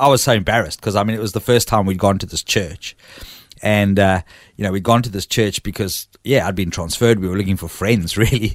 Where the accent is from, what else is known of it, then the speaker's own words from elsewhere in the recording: Port Elizabeth, Eastern Cape, South Africa; now in Australia; I was born in a town called Port Elizabeth